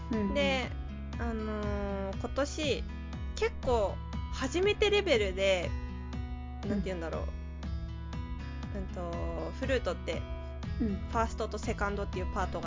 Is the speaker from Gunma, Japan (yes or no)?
yes; Gunma, Japan; now in Tokyo, Japan; 私群馬県出身なんだけど